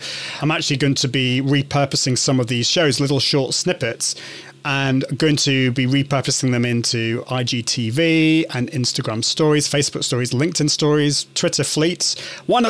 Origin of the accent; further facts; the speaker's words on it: United Kingdom; accent: British; I'm from the UK. Can you understand my British accent?